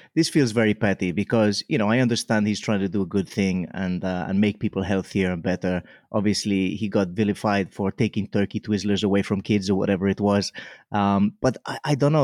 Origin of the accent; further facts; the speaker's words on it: Mallorca, Balearic Islands, Spain; also born or lived in Wales; now in Cardiff, United Kingdom; I grew up in Mallorca